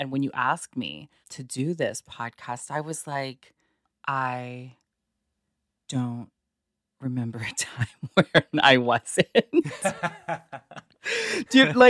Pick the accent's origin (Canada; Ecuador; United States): Canada; Toronto, Ontario; born or raised there